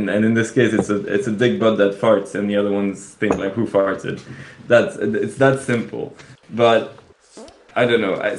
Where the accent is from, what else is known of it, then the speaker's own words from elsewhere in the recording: Belgium; that's back home. I come from Belgium